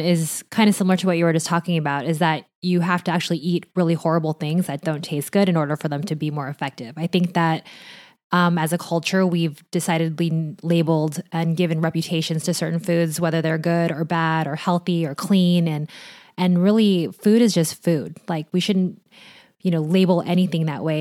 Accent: Orange County, California, United States; I grew up in Orange County

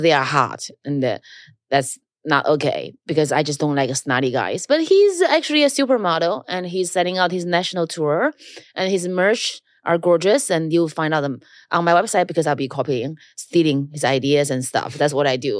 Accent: China; now in New York, United States; I grew up in China, so I never feel ashamed of being Chinese

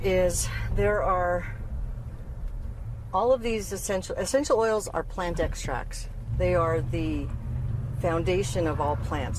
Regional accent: Santa Fe, New Mexico, United States; moved away as an adult; now in Farmington, United States; I loved growing up in Santa Fe.

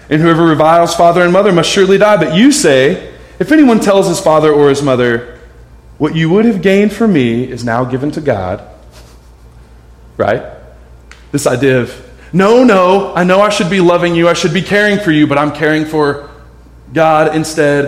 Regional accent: United States; we're American

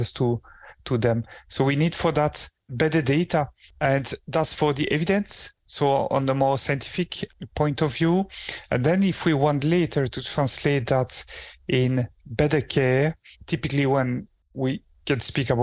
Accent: Belgium; moved away as an adult; now in Aberdeen, United Kingdom; I'm originally trained in Belgium. I come from Belgium.

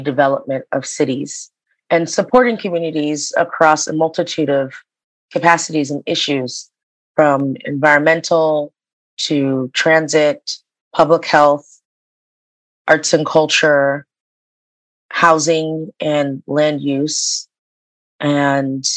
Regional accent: Boston, Massachusetts, United States; I grew up in Boston. I was born and raised in Boston

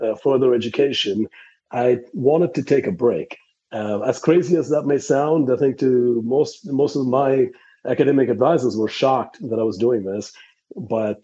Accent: Palakkad, Kerala, India; moved away as an adult; also born or lived in Tucson, Arizona; in the southern part of India is where I was born, in a place called Palghat in Kerala.

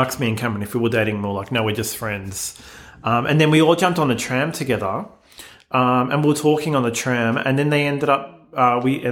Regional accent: Melbourne, Victoria, Australia; growing up in Melbourne, Australia, growing up in the 90s

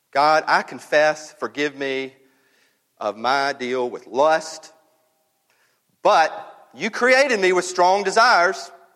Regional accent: North Mississippi, United States; I grew up and up in North Mississippi

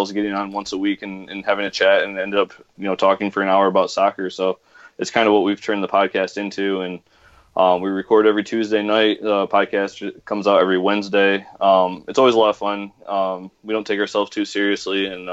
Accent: United States; as an American fan

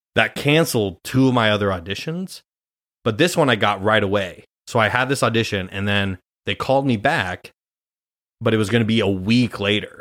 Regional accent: Grand Island, Nebraska, United States; moved away as an adult; now in New York, United States; I'm from Grand Island, Nebraska

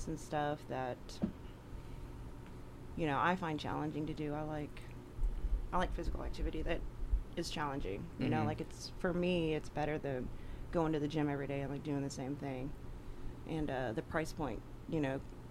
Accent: Greenbrier, Arkansas, United States; I grew up in Greenbrier and I had pretty strict parents

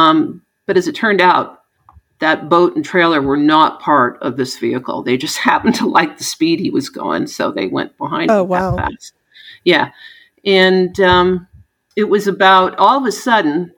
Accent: New England, Southern Connecticut, United States; moved away; my background as a kid growing up in New England in Southern Connecticut

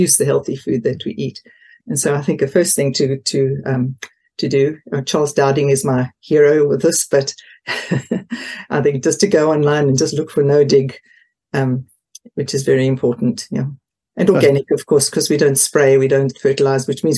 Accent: Port Elizabeth, Eastern Cape, South Africa; moved away as an adult; now in Potton, United Kingdom; we came from Port Elizabeth originally, which is on the east coast, southeast coast.

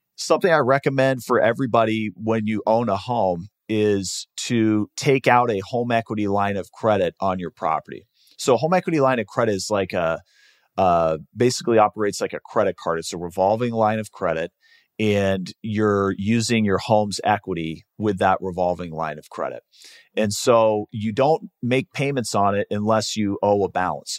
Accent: Seattle, Washington, United States; moved away as an adult; now in Arizona, United States; I grew up in Seattle

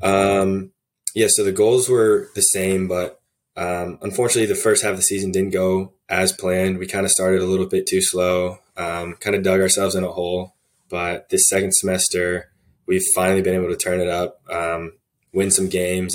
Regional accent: Arlington, Virginia, United States; moved away as an adult; I'm from Arlington, Virginia. It's, uh, just a city right outside D C

